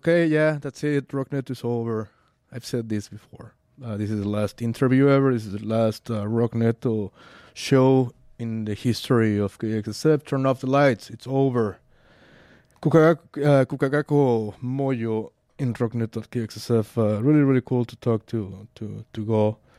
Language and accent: English; Mexico City, Mexico; I'm from Mexico City.